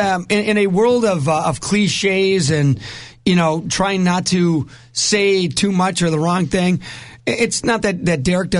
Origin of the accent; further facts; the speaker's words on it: Rockford, Illinois, United States; we live in Rockford.